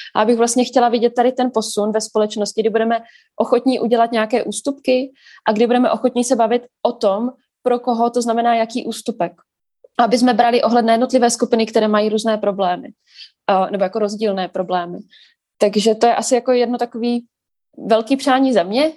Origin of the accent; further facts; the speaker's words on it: Brno, South Moravian Region, Czechia; jako Brňák, který občas přijde do Prahy pracovně